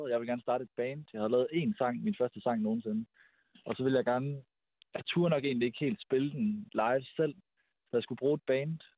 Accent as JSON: {"language": "Danish", "town": "Aarhus", "region": "Central Denmark Region", "country": "Denmark", "lives_now": "Copenhagen, Denmark", "said": "Vi er en R&B-duo, der består af producer … og sangskriver …, og vi bor i København. Vi er oprindeligt fra Aarhus"}